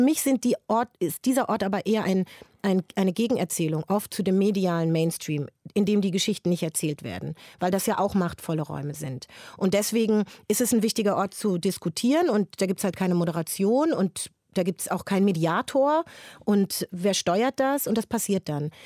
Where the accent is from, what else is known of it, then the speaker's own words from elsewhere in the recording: Frankfurt am Main, Hesse, Germany; Das ist meine Heimatstadt